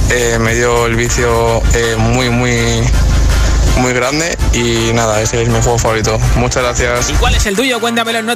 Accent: Madrid, Community of Madrid, Spain; Hola. Buenas tardes, agitadores. Buenas, Josué. … de Madrid.

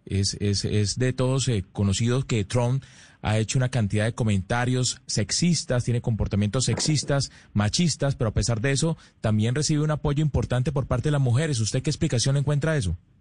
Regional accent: Spain; now in United States; yo vengo de España

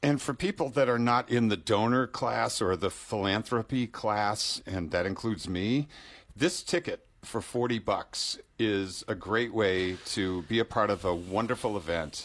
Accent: Boston, Massachusetts, United States; moved away; also born or lived in Provincetown, Massachusetts; I grew up in Boston and, and P-Town

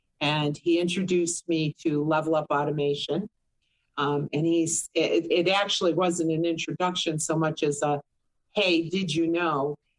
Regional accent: Boston, Massachusetts, United States; now in Orlando, United States; Boston's, I came from Boston to here. So it was unique because Boston's a big city wrapped in a small town. It's really quite a wonderful, New England's a wonderful place, period.

